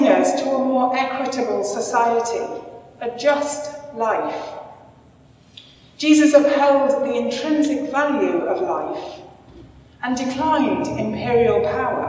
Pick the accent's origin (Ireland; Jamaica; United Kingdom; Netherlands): United Kingdom; moved away; being a British citizen for most of my life